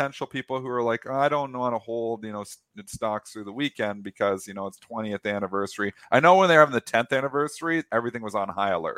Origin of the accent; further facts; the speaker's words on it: Canada; I'm a Canadian. I cross the border every day to work at the Detroit Bright office.